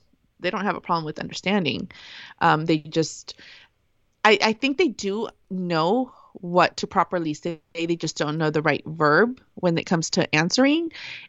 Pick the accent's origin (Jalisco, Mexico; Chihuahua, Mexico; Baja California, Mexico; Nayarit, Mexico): Baja California, Mexico; Mexicali; We're from Mexicali.